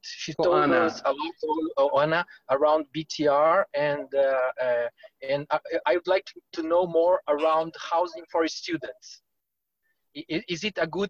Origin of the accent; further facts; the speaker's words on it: Portugal; I'm from Portugal.